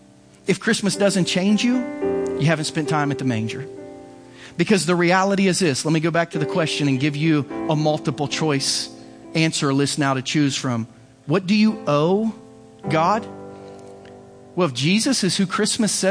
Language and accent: English; United States